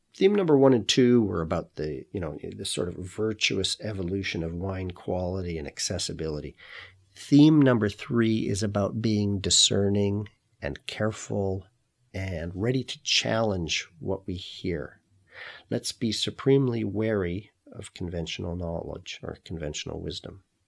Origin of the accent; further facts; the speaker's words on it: Canada; also born or lived in Kelowna, British Columbia; I'm Canadian. I now live and work in Kelowna